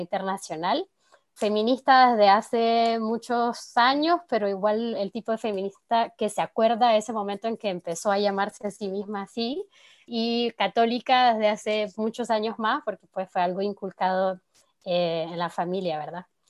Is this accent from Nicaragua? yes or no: yes; Nicaragua; now in France; soy de Nicaragua y vivo en Francia